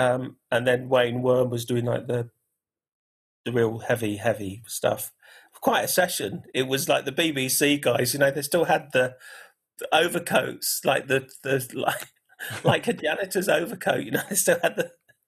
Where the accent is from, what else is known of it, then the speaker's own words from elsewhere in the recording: Gibraltar; My take on it was like, I'm from Gibraltar. So when I kind of was a kid, I used to go there a lot. And you could hear Spanish radio, English radio, Moroccan radio just by doing that.